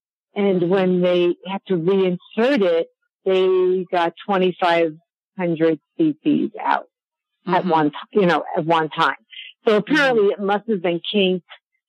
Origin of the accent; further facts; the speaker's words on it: New York, United States; now in Longmont, United States; I'm originally from New York